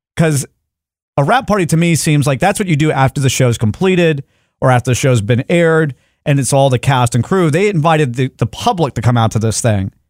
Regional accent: Dallas, Texas, United States; we are from Dallas. We've all grown up in different shady areas of Dallas

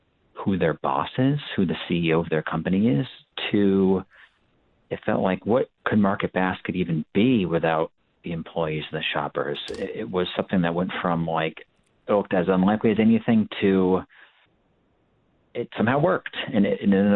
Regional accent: Plymouth, Massachusetts, United States; I grew up in Plymouth, South Shore

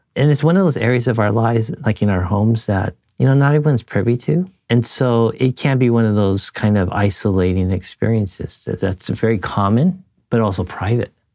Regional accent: United States; I'm a third generation Japanese American.

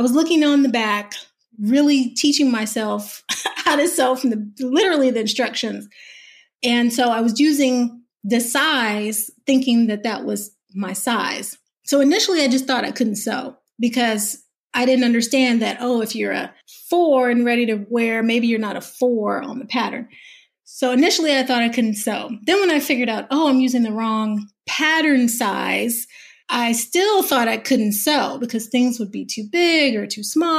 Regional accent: the South, United States; I'm a Southerner

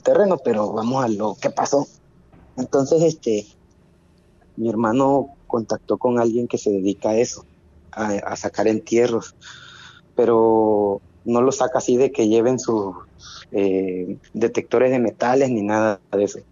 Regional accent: Tabasco, Mexico; aquí en Tabasco teníamos un, ranchito que fue herencia de mi abuelo hacia mi mamá

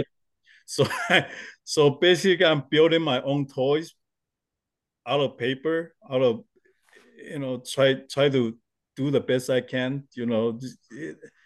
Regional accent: Taiwan; I was born in Taiwan, and since we're very close to Japan

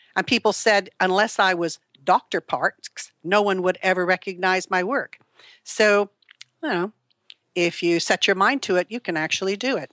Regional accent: California, United States; moved away as an adult; now in United Kingdom; I was born in California in nineteen forty-three to a very, uh, dysfunctional family

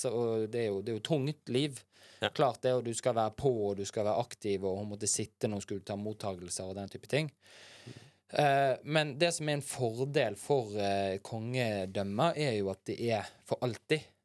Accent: Bergen, Vestland, Norway; Fyllingsdal, der jeg er fra.

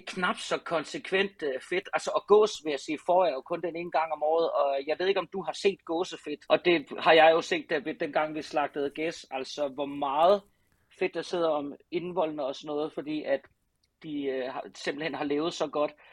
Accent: Southern Denmark, Denmark; på Ærø, hvor jeg er fra

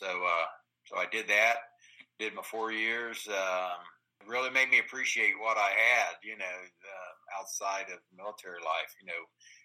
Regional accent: Dayton, Ohio, United States; I did grow up here in the Dayton region. I've lived here my entire life.

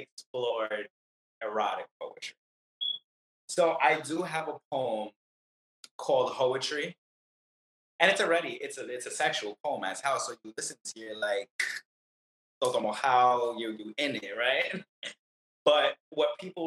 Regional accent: New York City, New York, United States; now in Florida, United States; Brooklyn's my home

